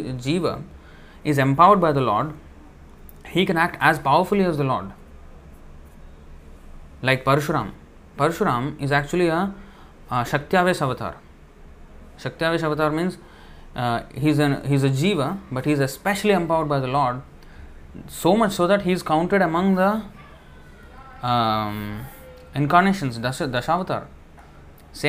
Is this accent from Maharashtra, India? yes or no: no; Andhra Pradesh, India; I'm from Andhra, so Telugu, all Telugu people are like one type